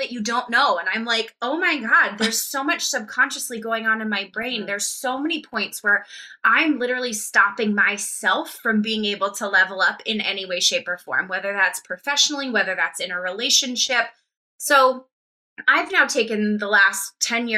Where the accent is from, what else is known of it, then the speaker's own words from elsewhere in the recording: Colorado, United States; I was raised in Colorado. I was raised in Colorado